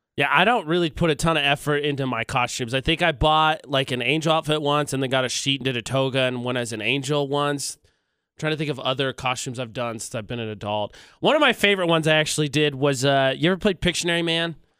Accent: Indiana, United States; moved away; back in my home state, uh, a college, uh, Indiana University

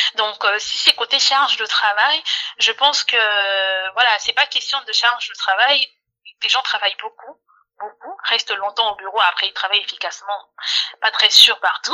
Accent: Kinshasa, DR Congo; moved away; à Kinshasa, à Kinshasa en RDC, dans mon pays d'origine

